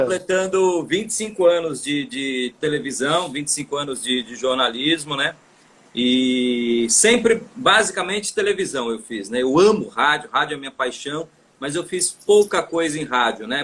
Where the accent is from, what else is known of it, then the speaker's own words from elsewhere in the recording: São Paulo, Brazil; moved away as an adult; now in Fortaleza, Brazil; Sou paulistano, paulistano da Penha, na Zona Leste